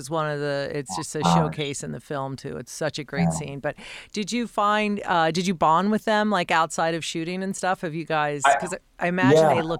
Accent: Denver, Colorado, United States; now in Philadelphia, United States; I live in a Philly household. I grew up in Denver, so I'm a Bronco fan

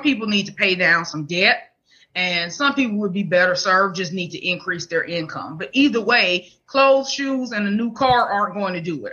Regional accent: Mobile, Alabama, United States; now in Huntsville, United States; I'm from Mobile, mm. Alabama. I live in Huntsville now

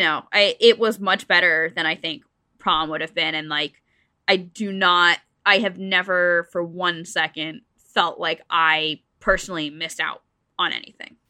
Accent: New Jersey, United States; I grew up in New Jersey, so I was, like, not too far

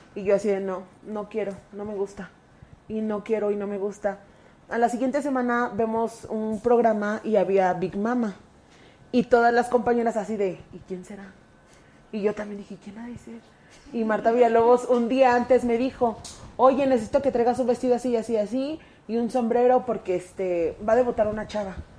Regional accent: Mexico City, Mexico; Mi familia siempre ha sido comerciante. Somos de la Merced

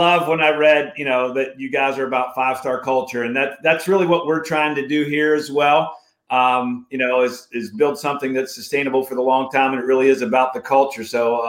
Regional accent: Morgantown, West Virginia, United States; growing up in Morgantown, West Virginia. You know, the Mountaineers battled his great Hokie teams many, many times.

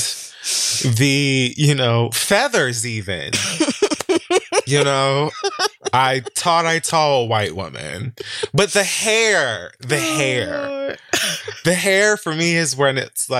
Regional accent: United States; I'm American born

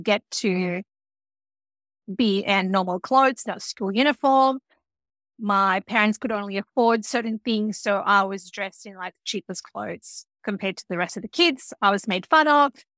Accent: Fiji; I grew up in Fiji.

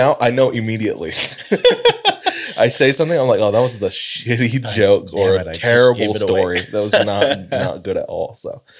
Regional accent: Southwest, United States; True. No, I'm from the Southwest. Do you remember that?

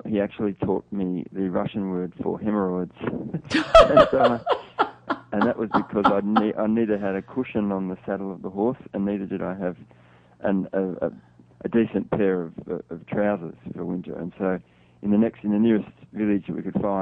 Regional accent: Australia; as a Westerner, as an Australian

